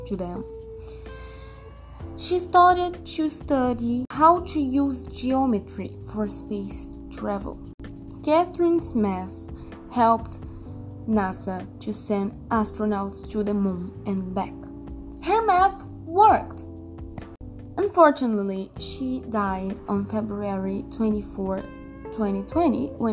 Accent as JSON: {"language": "English", "country": "Brazil", "said": "I'm from Brazil, I'm 16 years old"}